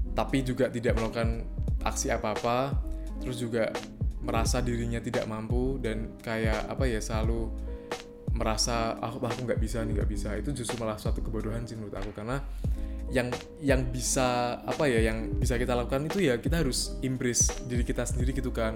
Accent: Semarang, Central Java, Indonesia; kita orang Semarang

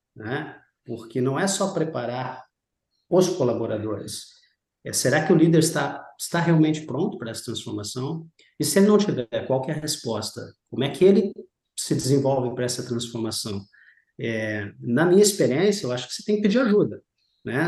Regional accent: Rio Grande do Sul, Brazil; moved away as an adult; also born or lived in Rio de Janeiro / São Paulo; sou brasileiro, é, sou natural do Rio Grande do Sul

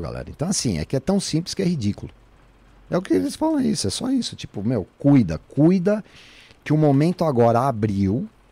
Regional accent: São Paulo, Brazil; Fui criado na rua em Santana

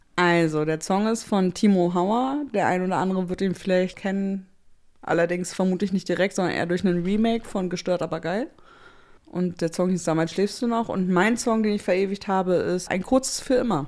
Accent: Germany; als Deutsche

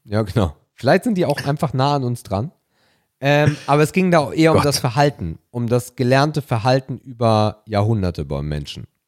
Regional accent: Hamburg, Germany; Ich komme ja nun mal gebürtig aus der Ecke

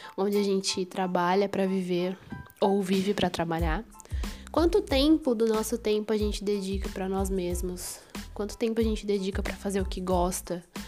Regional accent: São Paulo, Brazil; sou de São Paulo

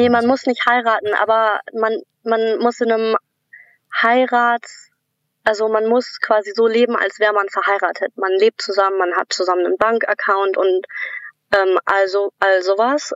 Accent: Germany; moved away as an adult; now in Australia; ich als Deutsche

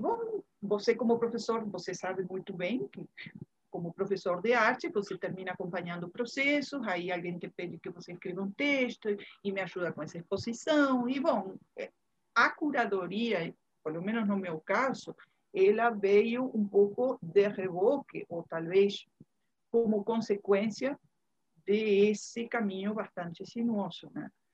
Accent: Uruguay; Portuguese is a second language; moved away as an adult; also born or lived in Bahia, Brazil; now in Salvador, Brazil; sou uruguaia, todo mundo vai perceber pelas minhas derrapadas no portunhol, né? Mas tem 29 anos, vou fazer agora em março, 29 anos que cheguei na Bahia.

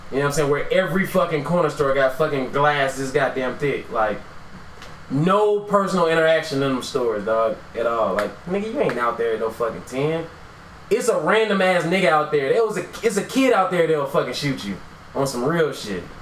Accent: Atlanta, Georgia, United States; I grew up in Atlanta, so me and my homeboy Kevin, we did have like a little dance group.

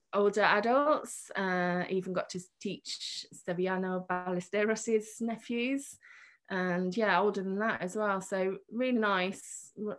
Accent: Birmingham, West Midlands, United Kingdom; also born or lived in Portsmouth / Granada / Santander; I was born in Birmingham and I lived in Harborne, where most of my classes are, and lived in Birmingham right until I went to university

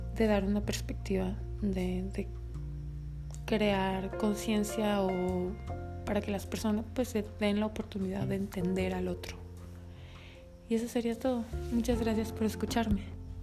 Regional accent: Mexico

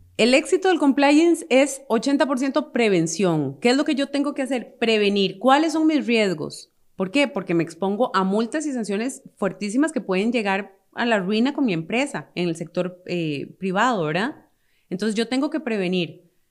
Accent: Costa Rica; como costarricenses

